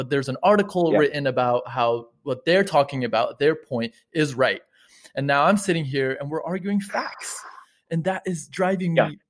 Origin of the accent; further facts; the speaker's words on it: United States; I'm from the States